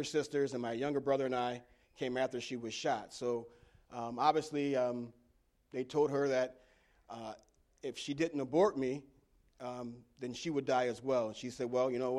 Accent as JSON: {"language": "English", "town": "Elmira", "region": "New York", "country": "United States", "tie": "born or raised there", "said": "I was born and raised in Elmira, New York"}